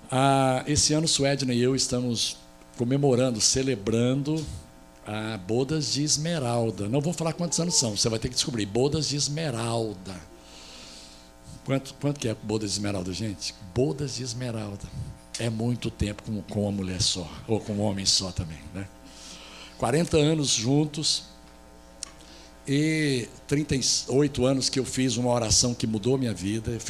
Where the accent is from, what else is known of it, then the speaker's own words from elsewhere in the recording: Goiás, Brazil; eu sou de Goiás